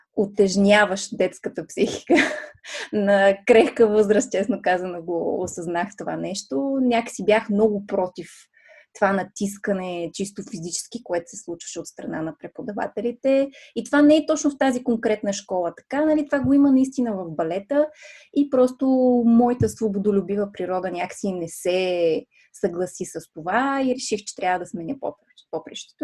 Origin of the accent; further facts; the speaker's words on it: Plovdiv, Plovdiv Province, Bulgaria; една от големите школи по балет в Пловдив, откъдето съм аз родом